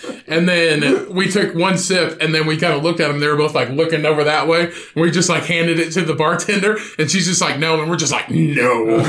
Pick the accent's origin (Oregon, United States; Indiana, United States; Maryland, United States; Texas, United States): Indiana, United States; we're from Indiana.